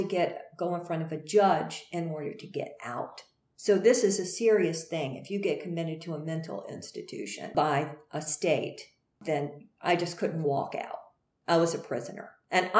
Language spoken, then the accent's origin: English; Greensboro, North Carolina, United States; went back to Greensboro, North Carolina, my home state